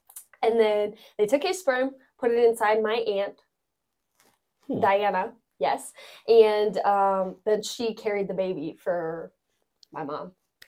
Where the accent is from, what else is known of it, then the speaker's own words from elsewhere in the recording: Vallejo, California, United States; Okay, so I was born in Vallejo, California.